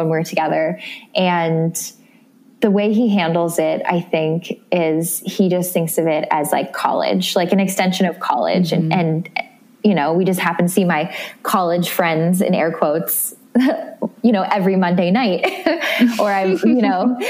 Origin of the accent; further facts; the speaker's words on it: Midwest, United States; now in New York City, United States; I grew up in the Midwest and I'm a small town girl